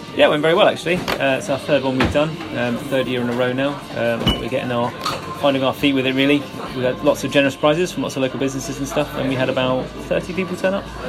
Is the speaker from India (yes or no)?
no; Hertfordshire, East of England, United Kingdom; moved away as an adult; also born or lived in London; now in Bristol, United Kingdom; I originally grew up in Hertfordshire, uh, came to Bristol University when I was 18